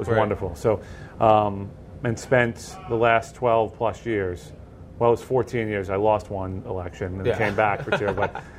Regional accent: Long Island, New York, United States; moved away as an adult; also born or lived in Miami; now in Spring City, United States; both of us grew up in New York. I come from Long Island.

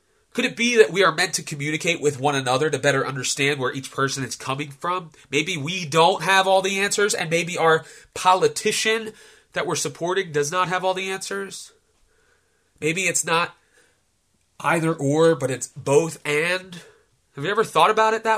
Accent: United States; as an American

